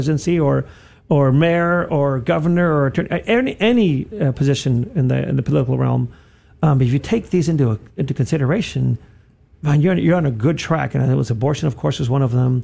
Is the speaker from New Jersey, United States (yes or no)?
no; South Texas, United States; I grew up in the South Texas